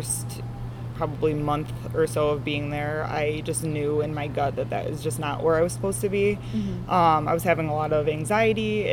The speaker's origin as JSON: {"language": "English", "town": "Strongsville", "region": "Ohio", "country": "United States", "tie": "born or raised there", "also_born_or_lived": "Pittsburgh, Pennsylvania / Brunswick, Ohio / Buffalo, New York", "said": "I grew up in Strongsville"}